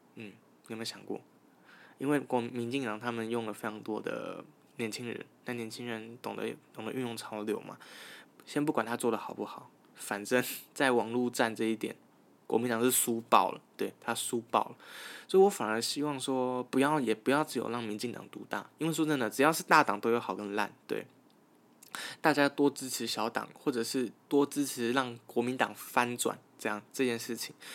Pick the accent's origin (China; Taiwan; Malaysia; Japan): Taiwan; Taichung; 我是一个来自台中的大学生